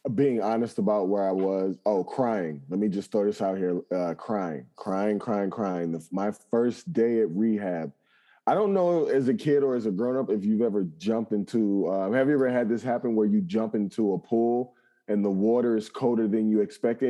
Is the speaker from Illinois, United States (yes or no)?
yes; Chicago, Illinois, United States; growing up in Chicago, never leaving the city limits